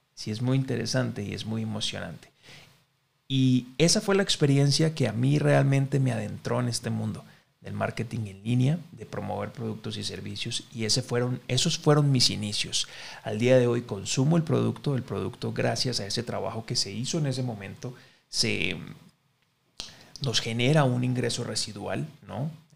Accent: Colombia; en mi, en mi país, que es Colombia

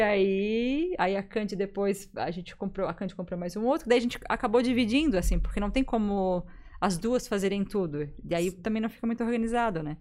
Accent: Gaspar, Santa Catarina, Brazil; now in Florianópolis, Brazil; eu sou de Gaspar

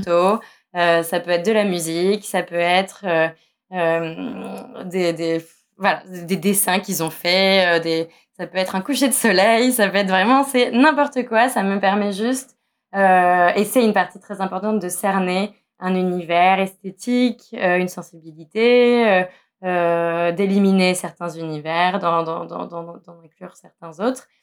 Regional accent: Nice, Provence-Alpes-Côte d'Azur, France; j'ai grandi à Nice

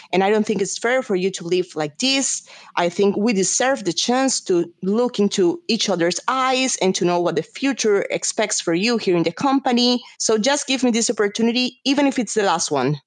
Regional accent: Colombia; moved away as an adult; also born or lived in São Paulo, Brazil; I'm Colombian. And I say this because normally people think that I'm Brazilian, but actually, I was born in Colombia. And I moved to Brazil because of my university.

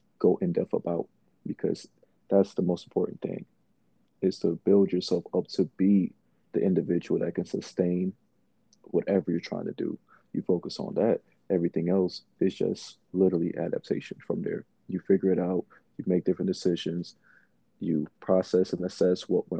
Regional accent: Lithonia, Georgia, United States; also born or lived in Bronx, New York; before I moved to Atlanta, by the, you know, grace of my parents, I grew up in the Bronx for a brief period of my lifestyle

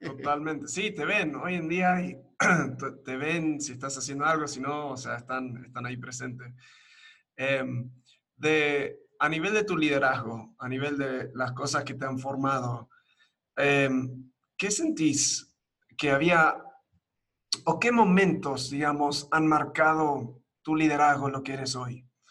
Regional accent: Buenos Aires, Argentina; moved away as an adult; also born or lived in United States / Uruguay; now in Mexico; soy de Estados Unidos de nacimiento, me crié en Argentina, en Buenos Aires, eh, viví un tiempo en Uruguay y ahora en México

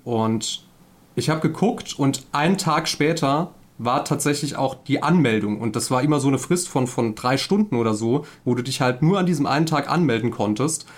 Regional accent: Saarland, Germany; ich komme aus dem Saarland, bin 33

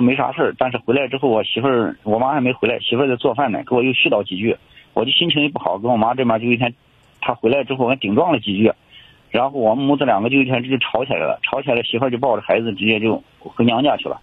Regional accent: Urumqi, Xinjiang, China; 我是乌鲁木齐的

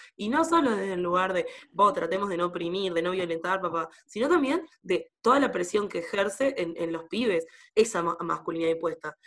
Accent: Sauce, Canelones, Uruguay; en mi pueblo, en Sauce

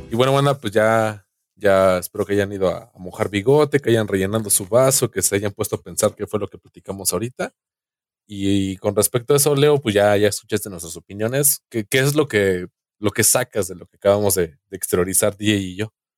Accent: Mexico; como mexicano

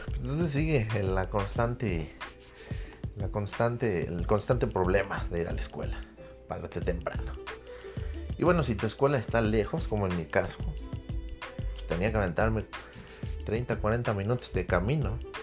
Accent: Mexico; como buen patriota, como buen mexicano

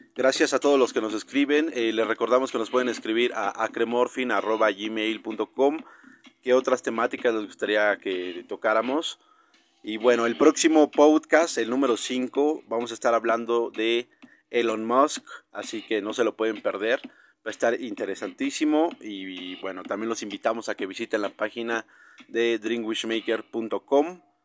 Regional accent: Mexico

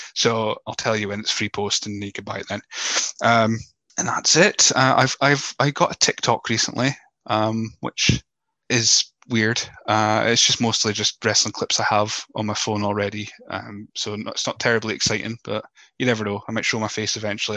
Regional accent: Scotland, United Kingdom; accent: Scottish; my voice uh, as as Scottish as it may be

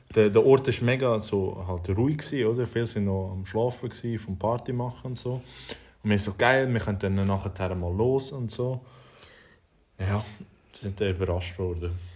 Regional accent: Switzerland; wir eben in der Schweiz

